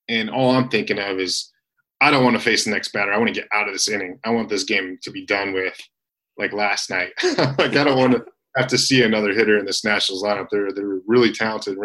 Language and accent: English; Michigan, United States; I grew up in Michigan being a Detroit Tigers fan.